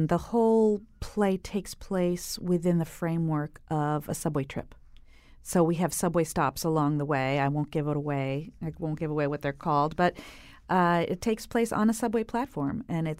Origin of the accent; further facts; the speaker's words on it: New York, United States; We grew up in New York. The boys lived there till they were five.